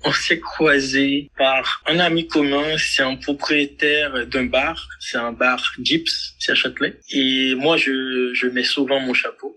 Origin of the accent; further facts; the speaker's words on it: Haiti; je suis haïtien.